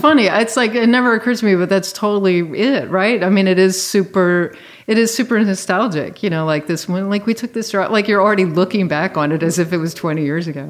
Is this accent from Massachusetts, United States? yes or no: no; Virginia, United States; I grew up in Virginia.